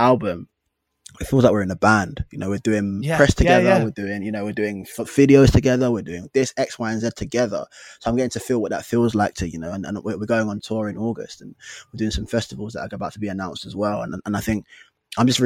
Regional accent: London, United Kingdom; we're from London. We're from different parts of London

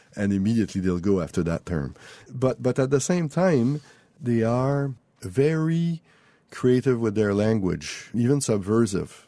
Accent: Quebec, Canada; first language French; English is a second language; also born or lived in France; my mother tongue is French but my culture is not French from France

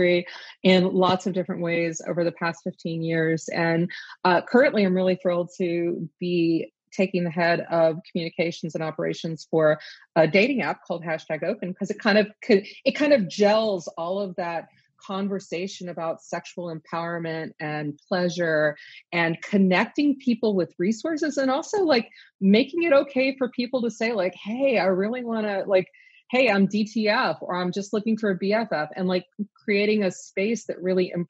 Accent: the South, United States; growing up in the South when I did

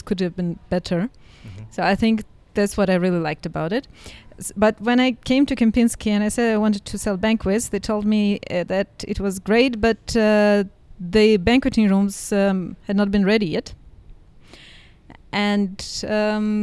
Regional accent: Saint Petersburg, Russia; moved away as an adult; also born or lived in Dubai / Cairo / Beijing; now in Bansko, Bulgaria; I'm from St. Petersburg in Russia.

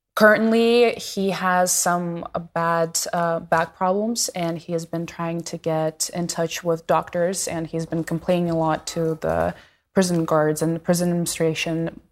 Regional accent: Moscow, Russia; moved away; I grew up in Moscow

